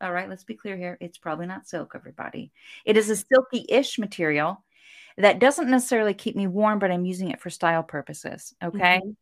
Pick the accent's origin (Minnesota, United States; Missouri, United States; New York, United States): Missouri, United States; St. Louis; I'm from Saint Louis